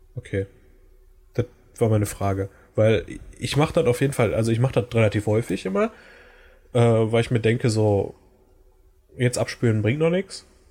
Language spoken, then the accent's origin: German; Germany; first language German; wenn ich jetzt nie wieder nach Deutschland zurückkehren könnte